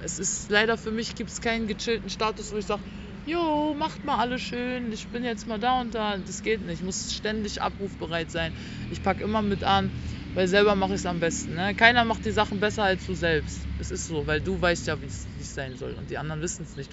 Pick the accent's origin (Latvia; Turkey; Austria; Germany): Germany; Berlin; ich komme aus Berlin-Neukölln